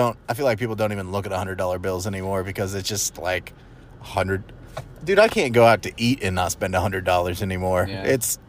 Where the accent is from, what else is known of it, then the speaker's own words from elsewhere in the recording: Arlington, Texas, United States; growing up in Arlington, I never saw a bank with bulletproof glass, and nor have I recently.